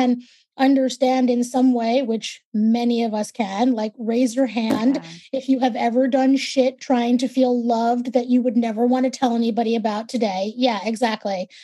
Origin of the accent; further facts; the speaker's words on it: New York City, New York, United States; accent: New York; I'm a born and raised native New Yorker, New York, Brooklyn